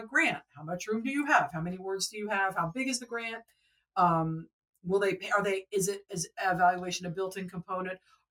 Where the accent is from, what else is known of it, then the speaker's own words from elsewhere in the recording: Atlanta, Georgia, United States; I am from Atlanta